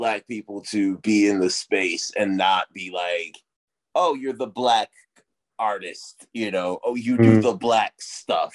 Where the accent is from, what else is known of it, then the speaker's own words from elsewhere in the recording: United States; growing up in America